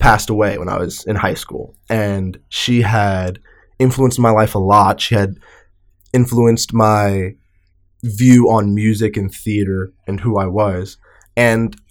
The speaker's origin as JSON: {"language": "English", "area": "Long Island", "region": "New York", "country": "United States", "tie": "born or raised there", "said": "I grew up in New York"}